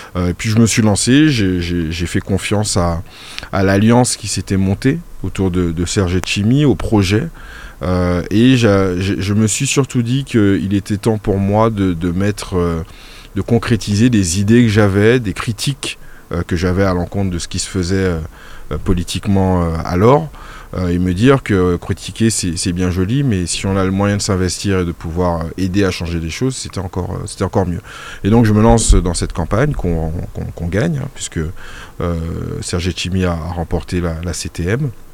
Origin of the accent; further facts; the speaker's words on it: Martinique; j'ai fait une grande partie de ma scolarité en Martinique